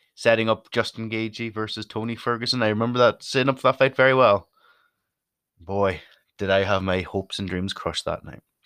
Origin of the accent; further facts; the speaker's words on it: Donegal, Ulster, Ireland; also born or lived in Derry; I'm from Donegal, which is the most northerly county